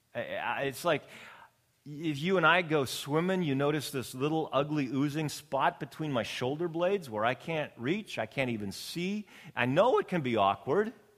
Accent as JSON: {"language": "English", "region": "Canadian Prairies", "country": "Canada", "tie": "born or raised there", "moved": "yes", "lives_now": "Long Beach, United States", "said": "Being born and raised on the Canadian prairies"}